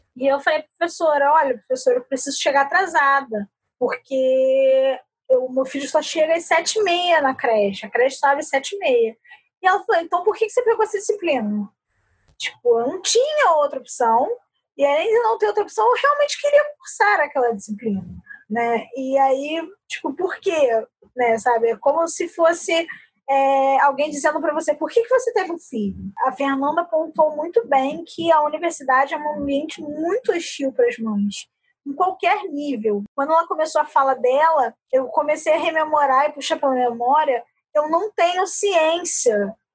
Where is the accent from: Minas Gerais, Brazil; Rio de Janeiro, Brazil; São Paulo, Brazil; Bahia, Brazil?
Rio de Janeiro, Brazil; eu sou do Rio de Janeiro